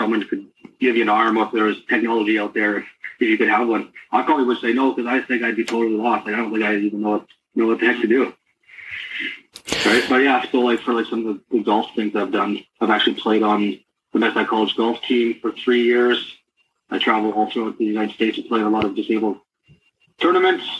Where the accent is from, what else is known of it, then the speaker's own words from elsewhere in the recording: Medicine Hat, Alberta, Canada; Born and raised in Medicine Hat, Alberta